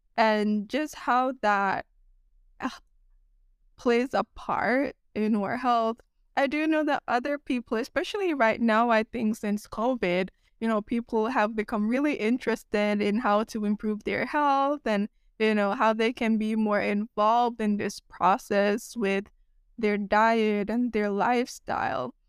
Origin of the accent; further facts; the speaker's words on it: Jamaica; now in United States; growing up in Jamaica